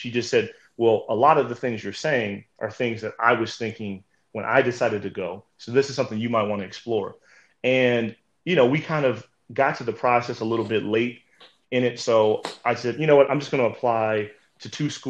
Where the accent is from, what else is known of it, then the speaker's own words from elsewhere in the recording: Midwest, United States; I'm from the Midwest, I moved to the South professionally, and now, I'm moving kind of to the East Coast.